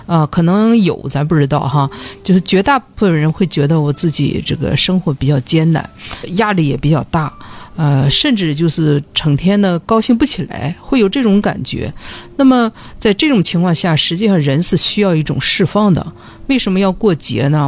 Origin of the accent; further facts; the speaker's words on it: China; 我们中国人相对来说，就是寻找快乐的能力，我觉得相比较弱。